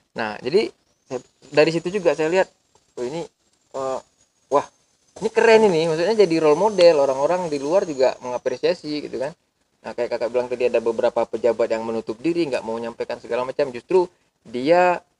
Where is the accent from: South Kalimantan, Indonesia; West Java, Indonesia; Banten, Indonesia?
West Java, Indonesia; Garut; -mm, di, Ga iya, ah, di Garut Garut, Garut.